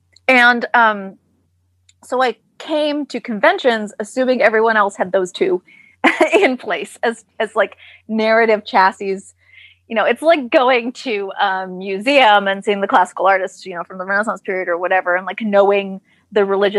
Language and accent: English; Cannes, Provence-Alpes-Côte d'Azur, France; So I, like I said, I grew up in Cannes